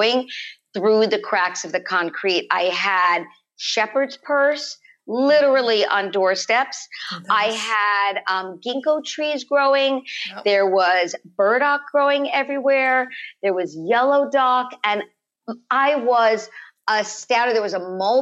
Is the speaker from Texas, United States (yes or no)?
no; Los Angeles, California, United States; born or raised there